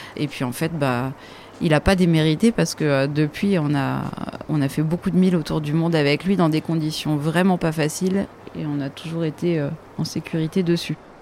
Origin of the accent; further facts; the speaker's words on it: France; On est français